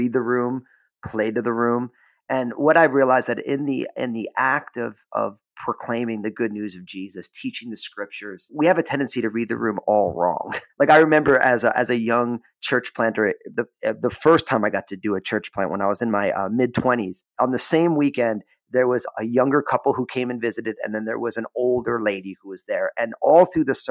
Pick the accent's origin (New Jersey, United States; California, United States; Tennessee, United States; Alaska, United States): New Jersey, United States; moved away; also born or lived in San Francisco Bay Area; I had been church planting in my home state of New Jersey